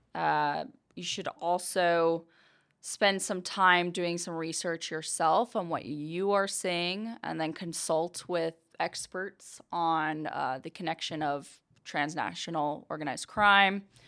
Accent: Billings, Montana, United States; moved away; I was born and raised in Billings, Montana

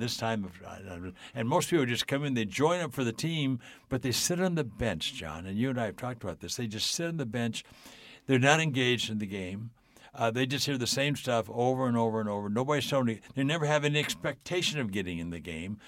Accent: Southern California, United States; I grew up in Southern California.

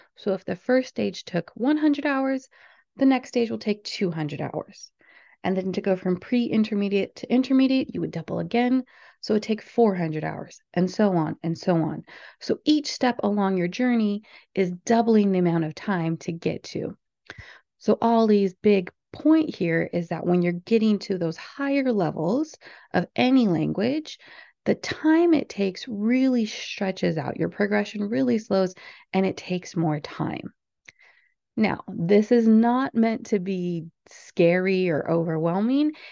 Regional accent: United States; I'm from the United States

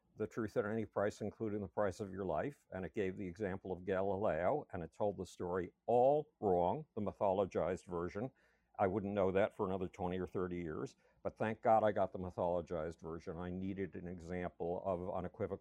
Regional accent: Buffalo, New York, United States; I grew up in Buffalo, New York.

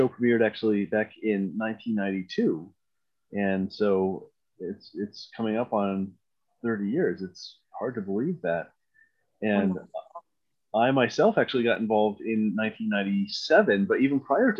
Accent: Scotia, New York, United States; I grew up in Scotia, which is, you know, for those out of the area, a small town, you know, maybe about 20 miles west of Albany.

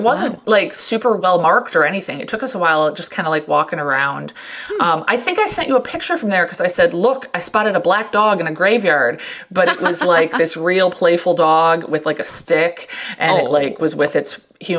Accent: Midwest, United States; we're from the Midwest

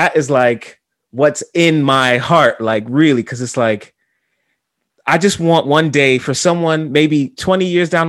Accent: New York City, New York, United States; I went to another state and someone asked me where I was from. And I said the Bronx

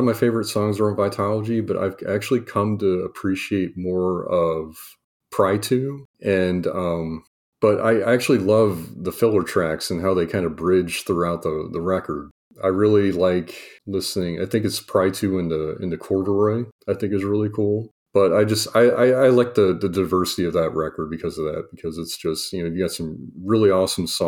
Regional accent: Kansas City, Missouri, United States; I grew up in Kansas City

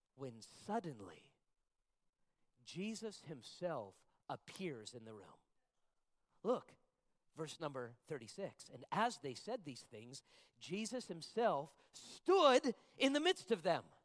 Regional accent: Las Vegas, Nevada, United States; I was born and raised in Las Vegas

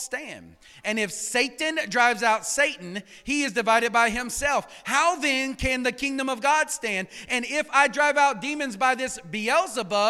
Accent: Cajun, Louisiana, United States; accent: Cajun; I'm a Cajun

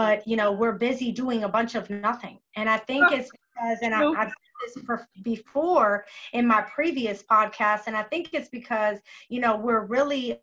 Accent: Florida, United States; moved away; I'm originally from Florida.

